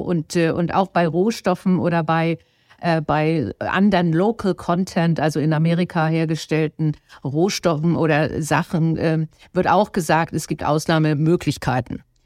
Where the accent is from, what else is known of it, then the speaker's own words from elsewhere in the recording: Germany; wir als Deutsche